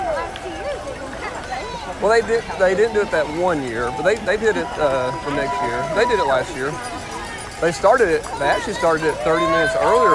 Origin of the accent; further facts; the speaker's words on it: Ellijay, Georgia, United States; I'm from LJ, Georgia, Georgia